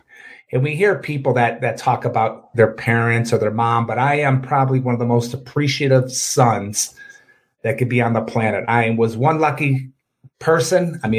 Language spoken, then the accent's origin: English; Oak Park, Michigan, United States; We grew up in Oak Park, Michigan, middle class area.